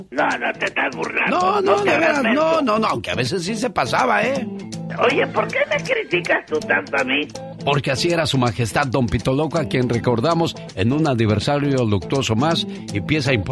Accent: Puebla, Mexico; now in Corona, United States; somos de eh, Puebla, vivimos en Corona, California, porque un día salí de Puebla, pero Puebla nunca salió

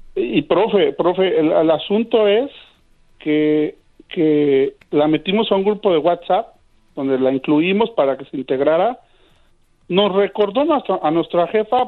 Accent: Mexico City, Mexico; yo soy de la Ciudad de México

